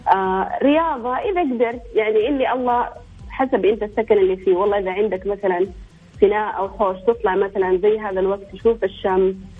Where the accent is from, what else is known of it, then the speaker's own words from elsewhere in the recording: Eastern Province, Saudi Arabia; احنا عندنا في الشرقيه